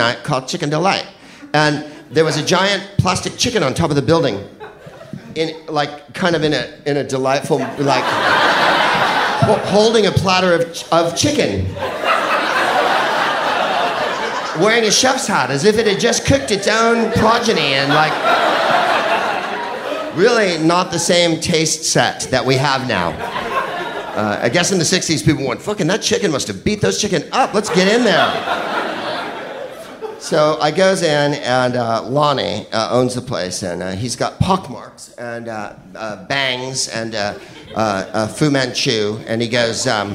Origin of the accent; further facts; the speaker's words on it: San Carlos, California, United States; I'm from San Carlos, California, and the whitest place on the face of the earth